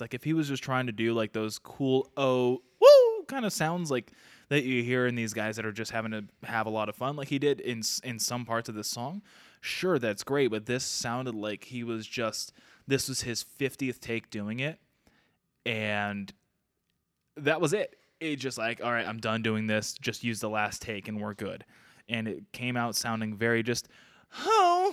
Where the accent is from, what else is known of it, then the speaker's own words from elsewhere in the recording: Arizona, United States; We Are From Arizona.